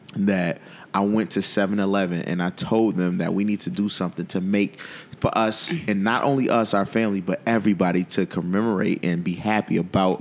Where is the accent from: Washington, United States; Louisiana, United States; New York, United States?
New York, United States; Buffalo; moved away as an adult; also born or lived in Baltimore; I was fresh from Buffalo